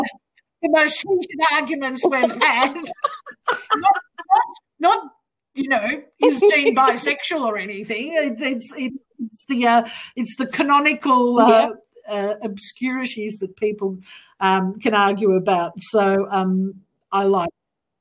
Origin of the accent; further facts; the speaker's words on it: Melbourne, Victoria, Australia; my hometown of Melbourne